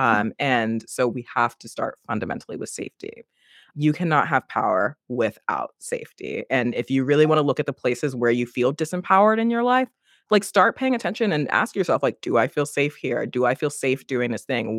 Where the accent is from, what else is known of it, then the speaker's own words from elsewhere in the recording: United States; accent: American; you can hear my accent, I'm American